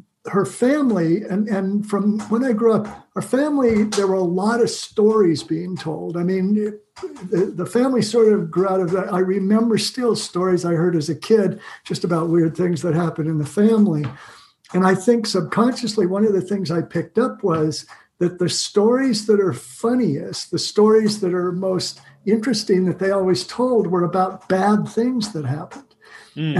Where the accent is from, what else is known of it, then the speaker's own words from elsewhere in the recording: Salem, Oregon, United States; I grew up in Salem, Oregon, and my dad had a candy store there